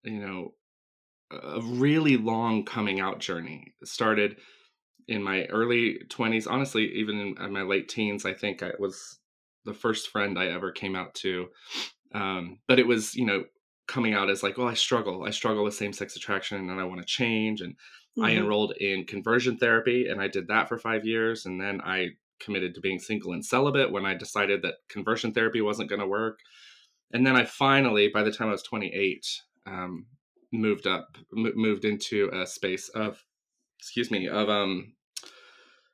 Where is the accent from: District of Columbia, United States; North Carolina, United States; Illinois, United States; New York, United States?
North Carolina, United States; Asheville; I grew up in Western North Carolina outside Asheville